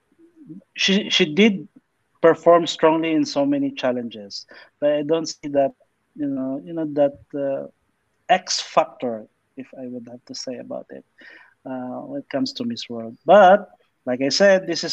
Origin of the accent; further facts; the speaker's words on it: Philippines; I'm from the Philippines